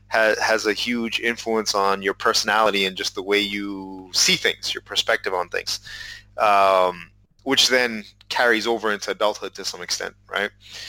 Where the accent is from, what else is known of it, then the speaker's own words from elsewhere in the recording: Massachusetts, United States; And of course, we're both from Massachusetts.